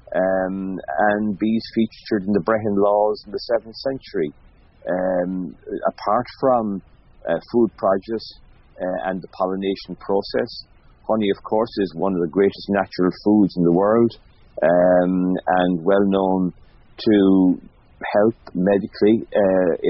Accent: Mayo, Connacht, Ireland; growing up in Mayo

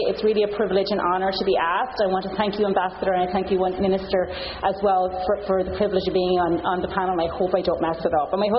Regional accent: Longford, Leinster, Ireland; moved away as an adult; now in Canada; I'm from Longford

